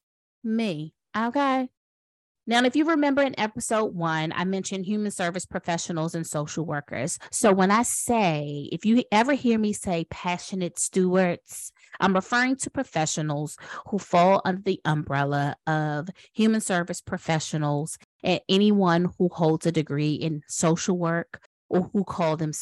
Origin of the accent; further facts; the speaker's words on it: Washington, District of Columbia, United States; now in North Carolina, United States; I was born in Washington, D.C.